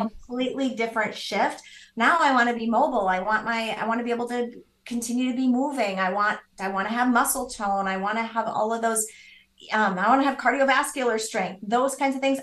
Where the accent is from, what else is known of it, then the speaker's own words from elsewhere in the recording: Midwest, United States; I grew up in the Midwest